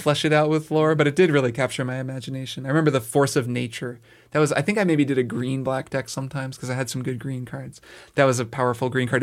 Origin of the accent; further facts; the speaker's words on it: Bloomington, Indiana, United States; I grew up in Bloomington, Indiana